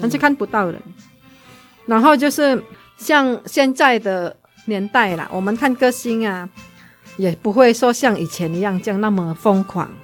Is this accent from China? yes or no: no; Indonesia; moved away as an adult; now in Taiwan; 因为在印尼你要当老师，你就有读专门当老师的，嗯，我们那边是有一个像师范大学嘛